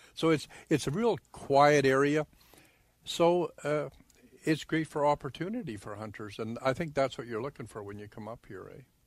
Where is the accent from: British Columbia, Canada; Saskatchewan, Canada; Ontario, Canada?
British Columbia, Canada; Okanagan Valley; now in Grandview, Manitoba, Canada; I was born in the Okanagan Valley in BC, like in British Columbia